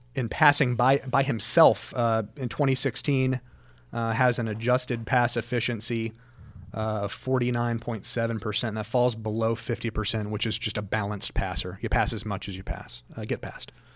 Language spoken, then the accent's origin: English; Daytona Beach, Florida, United States; also born or lived in Talladega, Alabama; I was born in Talladega, raised in Daytona.